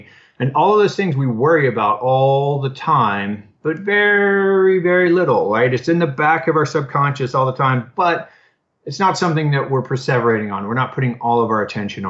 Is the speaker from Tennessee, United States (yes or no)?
no; Austin, Texas, United States; I'm in my hometown of Austin